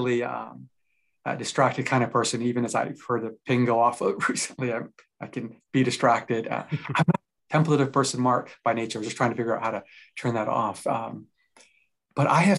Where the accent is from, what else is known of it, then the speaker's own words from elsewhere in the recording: Japan; now in Vancouver, Canada; I'm originally from Japan